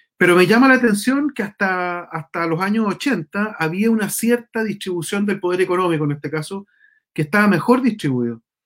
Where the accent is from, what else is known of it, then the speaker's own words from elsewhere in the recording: San Javier, Maule, Chile; now in Santiago, Chile; yo soy de San Javier